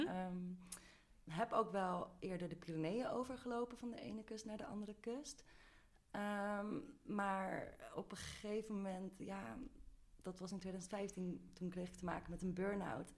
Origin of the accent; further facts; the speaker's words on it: Amsterdam, North Holland, Netherlands; moved away as an adult; een gast in mijn eigen stad